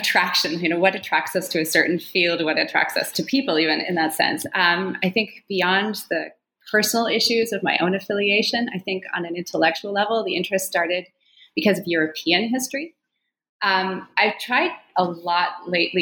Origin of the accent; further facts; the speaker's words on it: Calgary, Alberta, Canada; moved away as an adult; also born or lived in Toronto / Madison, Wisconsin; now in Jerusalem, Israel; I was born and raised in Calgary